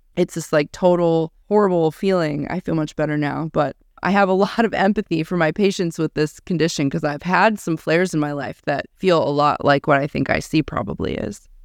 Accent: Pittsburgh, Pennsylvania, United States; I was born in Pittsburgh, Pennsylvania

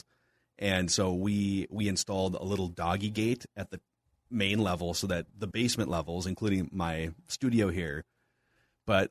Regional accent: Champlin, Minnesota, United States; also born or lived in Corcoran, Minnesota / Buffalo, Minnesota; I grew up in Champlin, Minnesota, and then eventually we moved to Corcoran in Buffalo

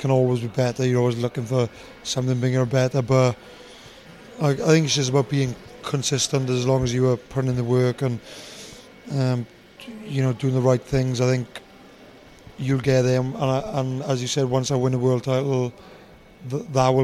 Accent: Tonypandy, Wales, United Kingdom; South Wales. I'm from Ron the Valley's place called Tonopandia.

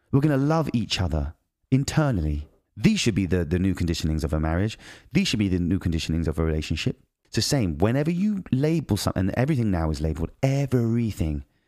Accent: United Kingdom; moved away; I'm British

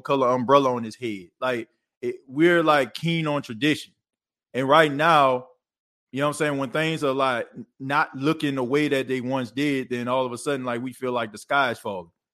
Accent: New Orleans, Louisiana, United States; growing up in New Orleans

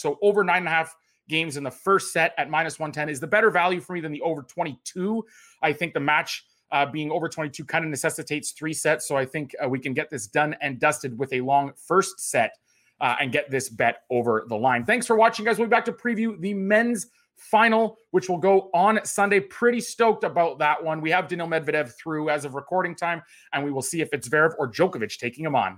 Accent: Canada; also born or lived in Toronto; as a Canadian tennis fan

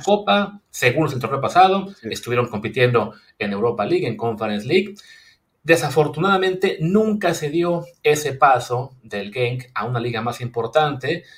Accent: Mexico; nuestro país

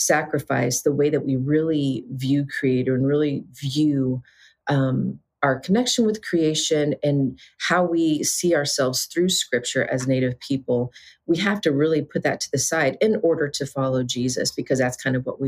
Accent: Southeast, United States; I'm from the Southeast

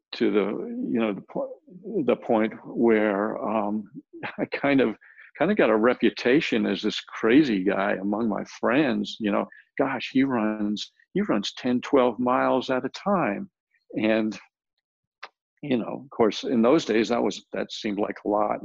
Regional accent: Rhode Island, United States; also born or lived in El Paso, Texas / Houston, Texas; now in San Antonio, United States; I was born in El Paso, but I grew up in Rhode Island

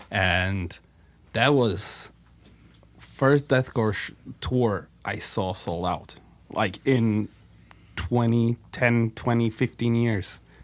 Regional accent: Slovakia; We're from Slovakia, Netherlands

